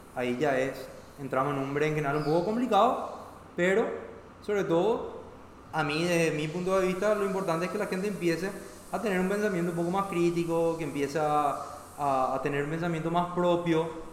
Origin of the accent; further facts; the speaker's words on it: Paraguay; yo no soy menos paraguayo